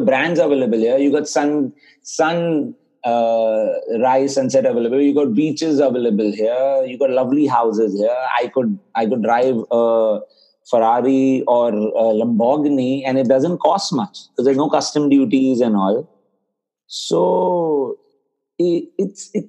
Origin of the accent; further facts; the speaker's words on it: India; I come from India